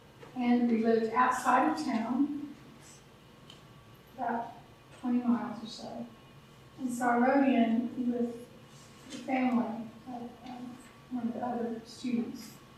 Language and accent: English; Kenya; In Kenya, we would say, Jambo. I was just 9 years old when I accepted Je